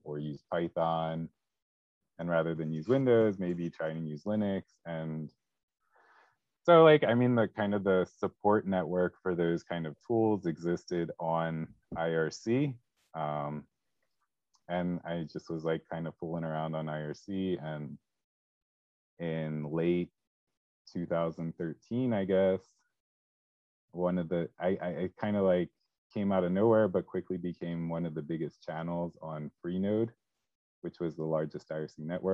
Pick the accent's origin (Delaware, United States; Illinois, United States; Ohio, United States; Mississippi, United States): Delaware, United States; also born or lived in California / Texas; now in Philadelphia suburbs, United States; I'm from Delaware originally, and now I'm back in the region.